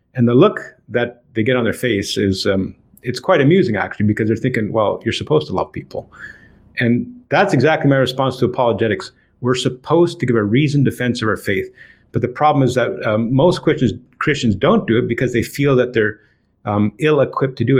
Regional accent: Toronto, Ontario, Canada; I was born and raised in Toronto, Ontario, Canada

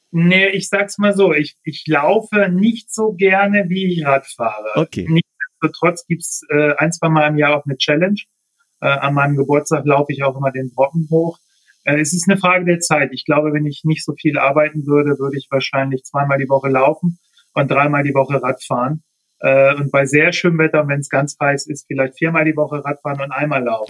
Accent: Bremen, Germany; moved away as an adult; now in Braunschweig, Germany; ich komme ja eigentlich, bin gebürtiger Bremer und habe in Bremen eben noch Rennrad gefahren, bin dann nach Braunschweig

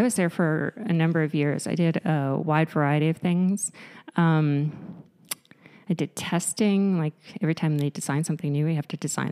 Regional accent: Winnipeg, Manitoba, Canada; born and raised in Winnipeg, in the North End, good old North End.

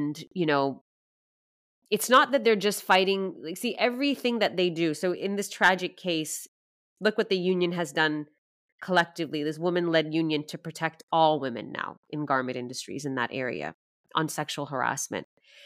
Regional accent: Canada; now in Sweden; I was born and raised in Canada

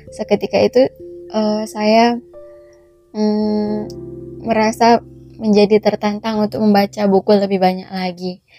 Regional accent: Mandailing Natal, North Sumatra, Indonesia; born there; terutamanya di Sumatera Utara khususnya di Mandailing Natal tempat kelahiran saya.

